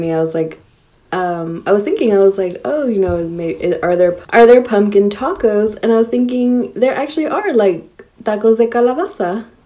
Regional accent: United States; I'm American.

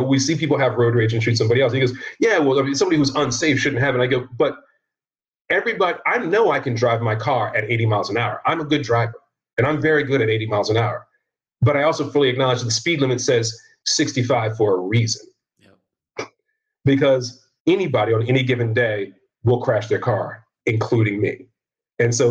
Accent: Virginia, United States; I'm from Virginia

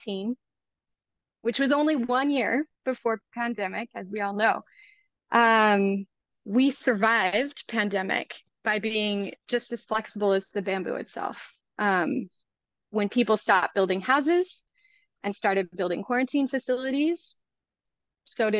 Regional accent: United States; I am an American social entrepreneur

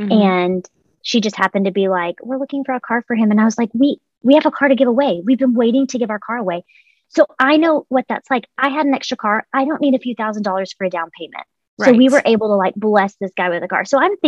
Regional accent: Texas, United States; What's crazy is because I have moved a lot, I'm from Texas. I have this large network of friends all over the country.

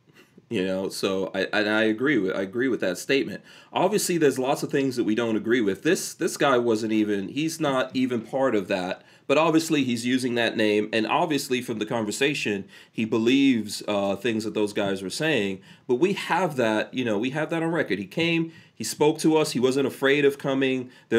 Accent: Guyana; born there; I was born in Guyana, and Guyana is socialist in the least, communist.

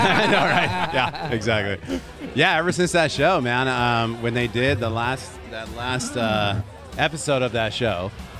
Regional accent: Elk Grove, California, United States; also born or lived in Sacramento / Davis; I grew up in Elk Grove.

